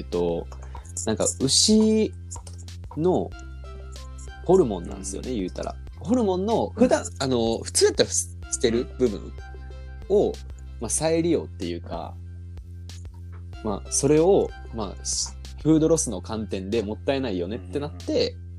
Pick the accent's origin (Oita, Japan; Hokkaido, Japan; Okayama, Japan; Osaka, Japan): Osaka, Japan; 僕、大阪出身なんですね